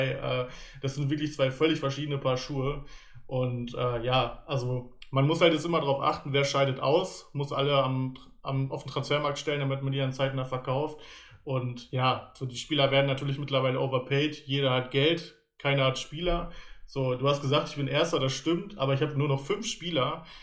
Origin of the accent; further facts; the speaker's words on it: Paderborn, North Rhine-Westphalia, Germany; ich bin aus Paderborn, genau.